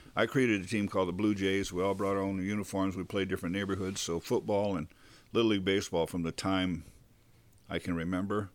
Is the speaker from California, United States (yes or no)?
yes; Bakersfield, California, United States; also born or lived in Ventura; growing up in Bakersfield